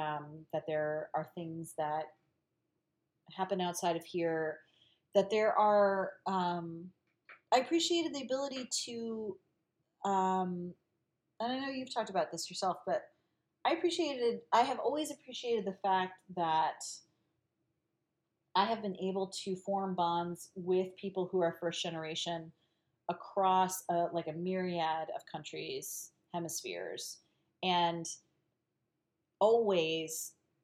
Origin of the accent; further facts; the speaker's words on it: Galicia, Spain; I'm Galician, like I'm from the Northwest.